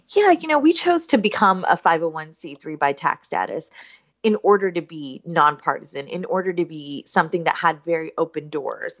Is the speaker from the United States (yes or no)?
yes; Southern West Virginia, United States; now in Northern Virginia, United States; I grew up in Southern West Virginia